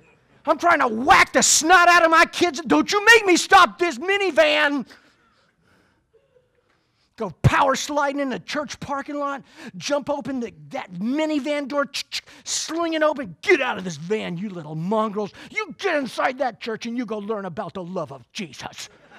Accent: Clearwater, Florida, United States; born there; I was born here in Clearwater, but I live in the Deep South.

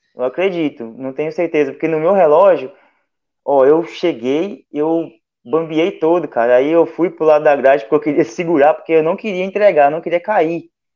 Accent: Porto Firme, Minas Gerais, Brazil; Eu sou de Porto Firme

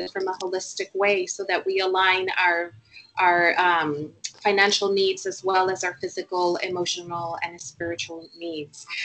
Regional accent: Puerto Rico; moved away as an adult; also born or lived in United States; now in London, United Kingdom; I actually live in London, um, United Kingdom. I've been there 20 years, but I'm originally from Puerto Rico. Um, I got to London via the US, where I, I did university and I worked on Wall Street.

